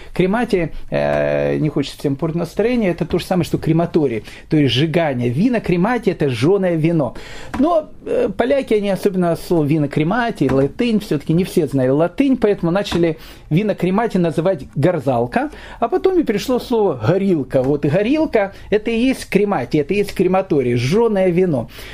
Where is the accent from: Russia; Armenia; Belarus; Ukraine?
Ukraine; Kyiv; moved away; я сам родом из Киева